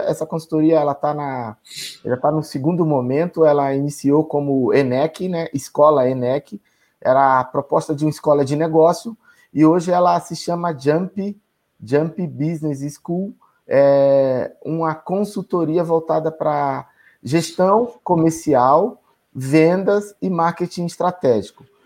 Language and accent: Portuguese; Feira de Santana, Bahia, Brazil; moved away; also born or lived in Itaberaba; Eu sou nordestino, sou, sou baiano, nasci em Itaberaba, fui criado em Feira de Santana pelos meus pais